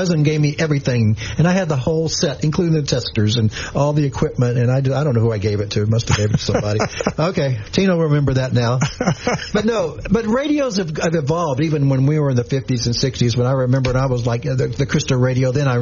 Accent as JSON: {"language": "English", "town": "Shreveport", "region": "Louisiana", "country": "United States", "tie": "born or raised there", "said": "I was growing up in Shreve Island"}